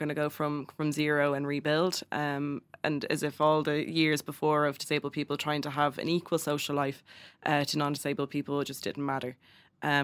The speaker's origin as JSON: {"language": "English", "area": "Kildare", "region": "Leinster", "country": "Ireland", "said": "I'm from Kildare"}